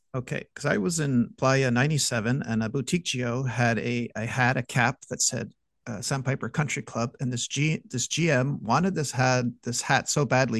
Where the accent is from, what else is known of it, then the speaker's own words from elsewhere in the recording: Montreal, Quebec, Canada; I'm from Montreal